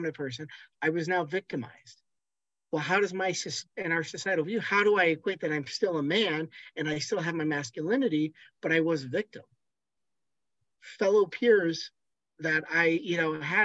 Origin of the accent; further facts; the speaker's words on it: Washington, United States; I grew up in the Mary Kay Letourneau situations here in Washington State